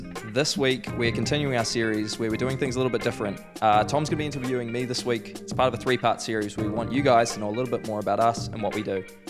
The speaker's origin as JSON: {"language": "English", "town": "Christchurch", "region": "Canterbury", "country": "New Zealand", "tie": "born or raised there", "said": "I was born here in Christchurch, beautiful city, love the city. Born in a family of four, so mum, dad, brother. Born in the fantastic suburb of Lynwood."}